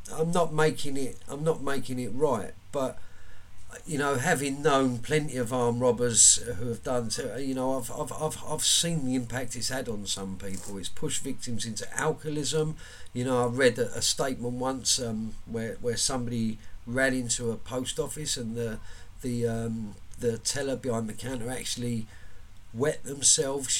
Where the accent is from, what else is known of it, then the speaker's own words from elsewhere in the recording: London, United Kingdom; I'm from Woolwich Common.